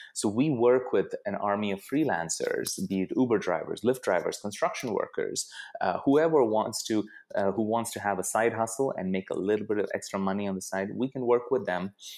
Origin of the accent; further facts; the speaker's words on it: Bangalore, Karnataka, India; moved away as an adult; also born or lived in Pittsburgh, United States / Bay Area, United States; now in United States; I grew up in India. I mo-, I grew up in Bangalore